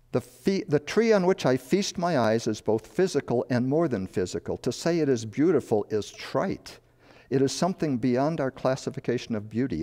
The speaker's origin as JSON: {"language": "English", "town": "Chicago", "region": "Illinois", "country": "United States", "tie": "born or raised there", "also_born_or_lived": "Madison, Wisconsin / the West", "moved": "yes"}